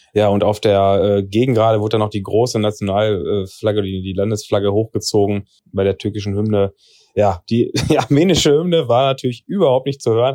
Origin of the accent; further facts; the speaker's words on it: Germany; als Deutscher